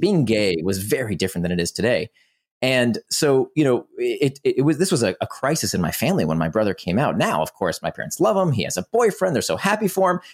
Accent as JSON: {"language": "English", "town": "Orlando", "region": "Florida", "country": "United States", "tie": "born or raised there", "also_born_or_lived": "Israel", "said": "I grew up in Orlando, Florida"}